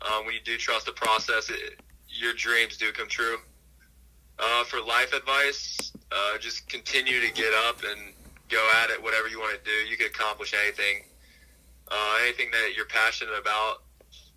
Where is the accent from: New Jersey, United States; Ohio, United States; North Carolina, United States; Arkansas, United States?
Ohio, United States; I'm from Ohio